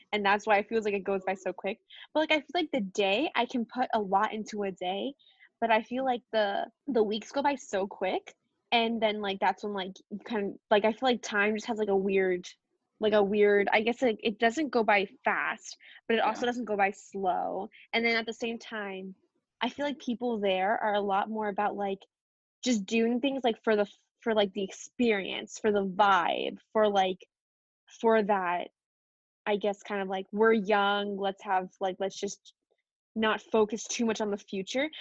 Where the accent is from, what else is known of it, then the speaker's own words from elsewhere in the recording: East Coast, United States; I grew up on the East Coast